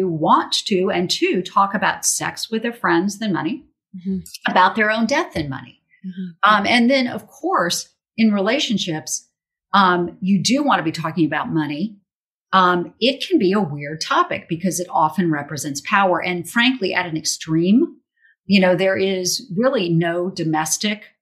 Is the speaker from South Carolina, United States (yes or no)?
yes; Charleston, South Carolina, United States; Charleston, South Carolina, my hometown